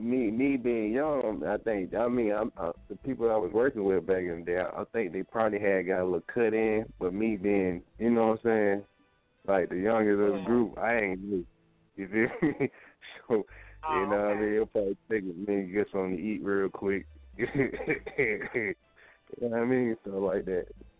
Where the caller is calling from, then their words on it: Decatur, Georgia, United States; Well, man, I'm calling from Decatur, Georgia, or representing Decatur, Georgia.